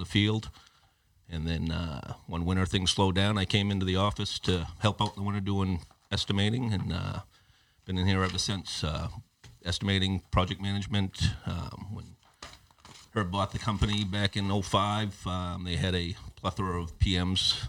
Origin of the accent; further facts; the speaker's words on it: Old Town, Maine, United States; I grew up in the Old Town area, graduated high school in 89, moved on to the University of Maine